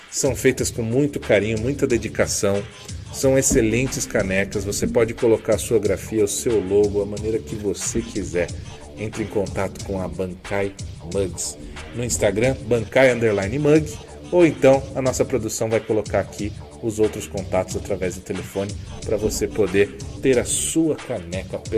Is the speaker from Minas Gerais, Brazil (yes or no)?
no; São Caetano do Sul, São Paulo, Brazil; São Caetano, minha quebrada também.